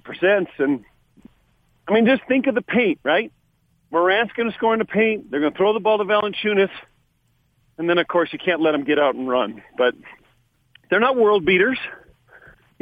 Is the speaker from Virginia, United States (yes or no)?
no; California, United States; I'm from California